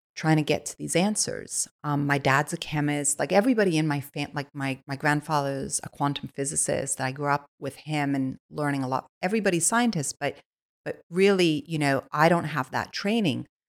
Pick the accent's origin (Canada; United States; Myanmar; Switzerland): Switzerland; moved away; I I was born in Switzerland. I was born on a biodynamic farm